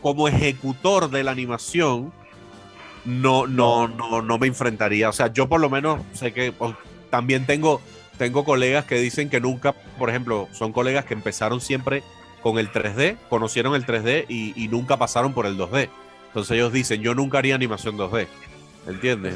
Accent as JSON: {"language": "Spanish", "country": "Cuba", "tie": "born or raised there", "moved": "as an adult", "lives_now": "Venezuela"}